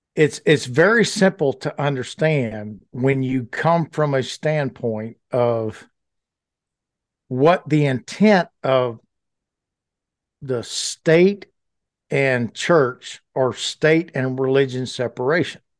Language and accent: English; Louisiana, United States; moved away as an adult; also born or lived in Fayetteville, Arkansas; I grew up very poor in Louisiana